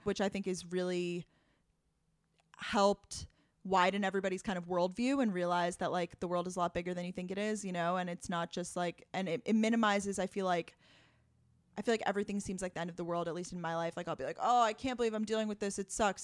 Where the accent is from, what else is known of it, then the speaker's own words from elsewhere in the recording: Long Island, New York, United States; moved away as an adult; also born or lived in Boston, Massachusetts; I'm originally from Long Island, New York, but I lived in Boston, uh, post-grad